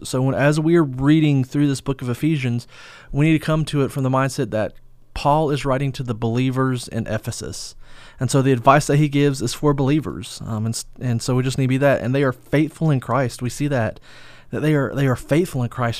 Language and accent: English; United States; we as American believers